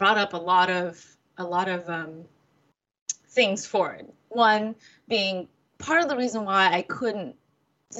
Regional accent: United States; I grew up in America. I was born in America.

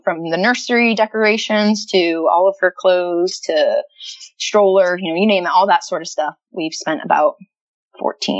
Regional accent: United States; moved away as an adult; also born or lived in Florida; now in Calgary, Canada; growing up in the States

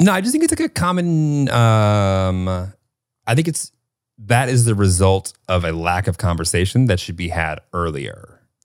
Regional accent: Northern Illinois, United States; growing up in Northern Illinois

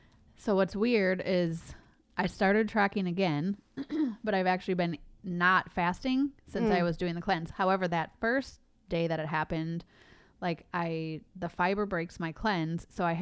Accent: Midwest, United States; Because we're both like from the Midwest. I hate the cold.

